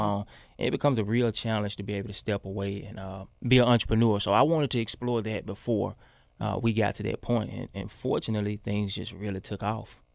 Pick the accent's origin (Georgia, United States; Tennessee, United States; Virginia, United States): Tennessee, United States; Memphis; moved away; the neighborhood we grew up